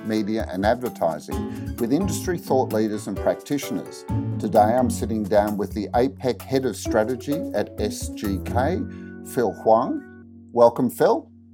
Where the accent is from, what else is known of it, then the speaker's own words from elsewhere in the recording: Australia; growing up in Australia